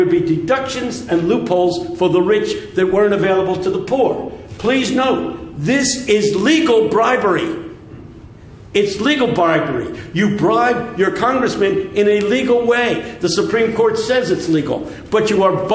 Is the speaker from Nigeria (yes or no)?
no; United States; I'm speaking as an American